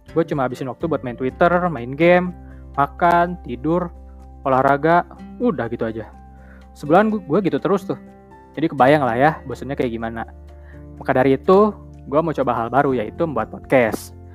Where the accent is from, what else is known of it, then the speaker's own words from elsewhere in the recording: Bandung, West Java, Indonesia; Gue tinggal di Bandung, gue lahir di Bandung, dan juga besar di Bandung.